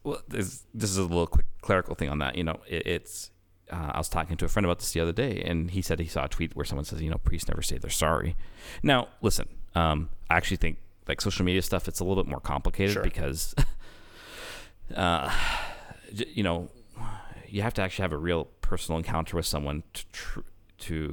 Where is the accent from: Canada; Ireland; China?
Canada; I'm freaking Canadian